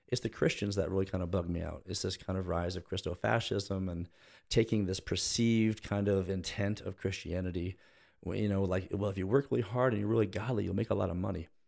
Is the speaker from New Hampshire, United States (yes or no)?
no; Plano, Texas, United States; I grew up in Plano, so I knew a lot of those like you know upper middle class professional kind of similarities